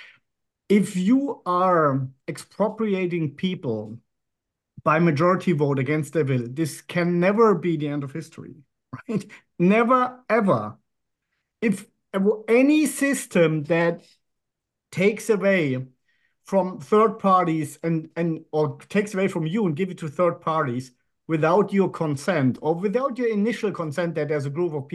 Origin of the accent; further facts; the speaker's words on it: Germany; moved away as an adult; now in Monaco; I grew up in Western Germany, was born in 67